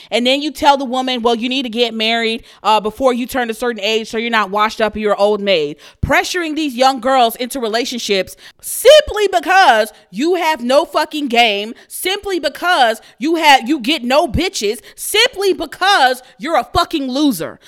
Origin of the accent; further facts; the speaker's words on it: Houston, Texas, United States; I'm from Houston, Texas